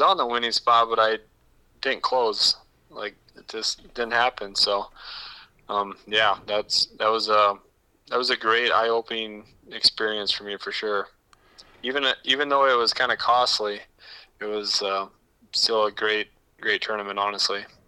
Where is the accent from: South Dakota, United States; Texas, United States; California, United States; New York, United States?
South Dakota, United States; Woonsocket; moved away as an adult; also born or lived in O'Neill, Nebraska; now in Pierre, United States; I was born in Woonsocket, which is yeah. um, right between Mitchell and um, Huron, South Dakota.